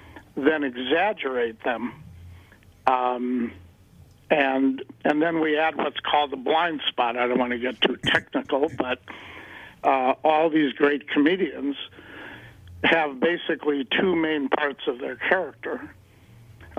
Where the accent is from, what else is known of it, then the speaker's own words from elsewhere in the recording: Chicago, Illinois, United States; also born or lived in Denver; now in Los Angeles, United States; originally from Chicago